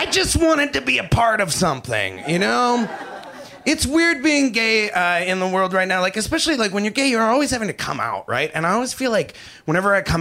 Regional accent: Canada; I'm Canadian

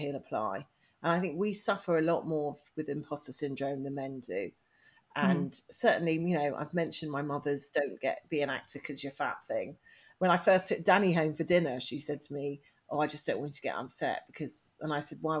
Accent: England, United Kingdom; I was English

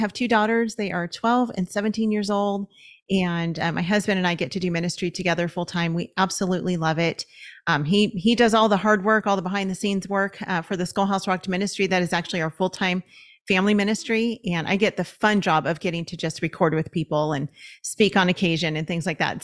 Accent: Los Angeles, California, United States; We're from Los Angeles, and so we were looking at the L A County school system

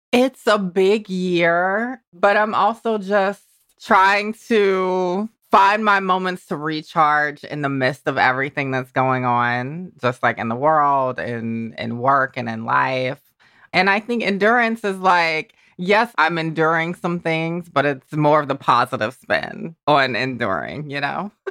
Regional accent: Georgia, United States; moved away; the little Georgia me

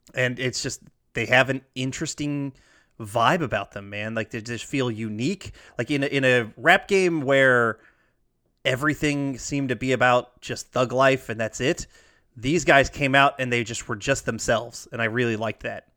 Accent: Alpharetta, Georgia, United States; born or raised there; moved away

